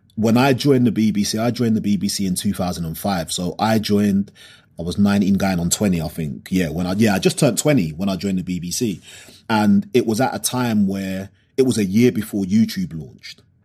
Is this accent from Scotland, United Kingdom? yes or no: no; London, United Kingdom; growing up in South London